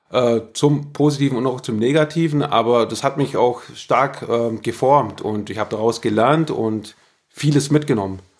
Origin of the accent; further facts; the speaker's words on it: Kempten, Bavaria, Germany; in Kempten, im Herzen vom Allgäu. Und auch dort, nee, ländlich aufgewachsen.